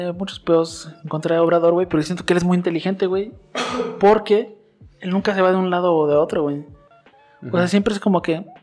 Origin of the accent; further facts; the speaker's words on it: Mexico; mexicanos, neta, nosotros estamos en todas partes